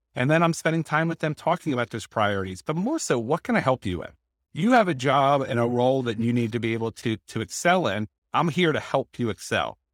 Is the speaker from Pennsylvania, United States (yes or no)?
yes; Lancaster, Pennsylvania, United States; now in Penn Valley, United States; I'm from Lancaster, Pennsylvania